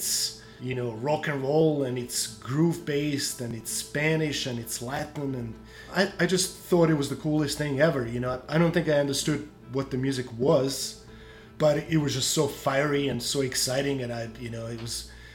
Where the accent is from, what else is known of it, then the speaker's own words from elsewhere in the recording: Croatia; I grew up in Croatia. So in Croatia, we had only one system of learning guitar